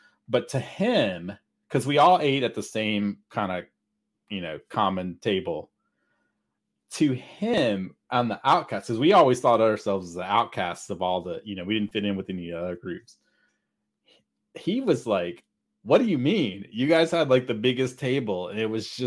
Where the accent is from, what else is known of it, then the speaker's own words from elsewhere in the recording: Mississippi, United States; now in Texas, United States; I grew up in a tiny, I mean, really seriously tiny town in the middle of nowhere. Mississippi, right? Yeah. I mean, I'm from Texas, but my family, my stepdad was from Mississippi. I lived in Mississippi because that's where we moved